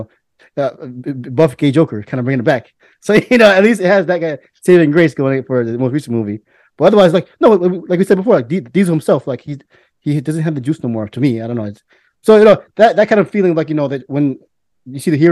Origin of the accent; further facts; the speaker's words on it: United States; as an American